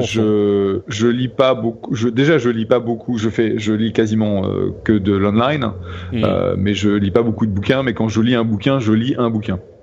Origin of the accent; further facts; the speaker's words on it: France; accent: French; now in United States; je suis américain qui parle anglais avec un accent français et je suis toujours français